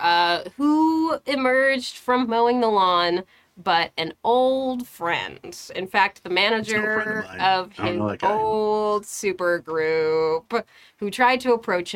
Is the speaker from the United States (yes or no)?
yes; United States; I grew up very near New Jersey.